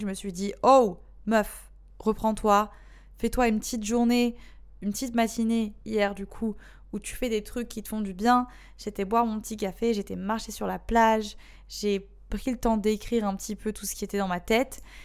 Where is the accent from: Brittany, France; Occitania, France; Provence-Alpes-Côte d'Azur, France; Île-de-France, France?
Provence-Alpes-Côte d'Azur, France; Marseille; moved away as an adult; also born or lived in Bali, Indonesia; now in Indonesia; je suis marseillaise